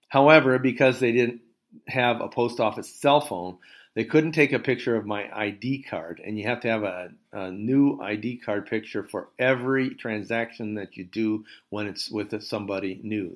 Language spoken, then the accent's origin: English; United States; moved away as an adult; also born or lived in France; now in Cord, France; I'm an American, retired professor